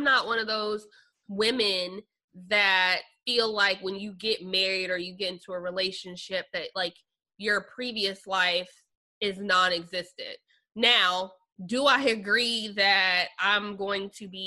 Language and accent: English; Phoenix, Arizona, United States; also born or lived in Kansas City, Missouri; now in Nashville, United States; I was born in Kansas City, Missouri, raised in Phoenix